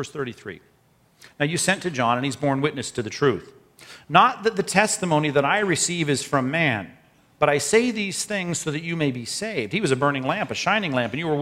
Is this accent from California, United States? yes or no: yes; Long Beach, California, United States; a latchkey kid when I was growing up in Long Beach